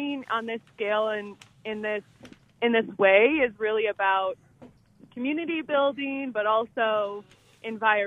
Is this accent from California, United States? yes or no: no; Minnesota, United States; moved away as an adult; now in Colorado, United States; I grew up in Minnesota